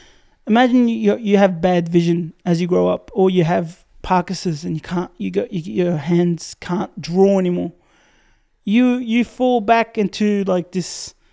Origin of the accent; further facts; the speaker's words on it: Syria; now in Australia; I was born in Syria